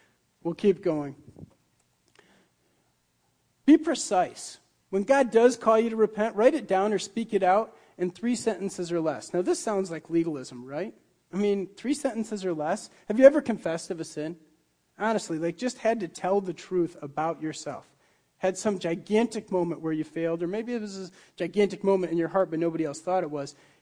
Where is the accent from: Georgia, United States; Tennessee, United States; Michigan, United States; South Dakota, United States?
Michigan, United States; Muskegon; moved away; Where I grew up in Michigan was right along Lake Michigan, and in the Muskegon Harbor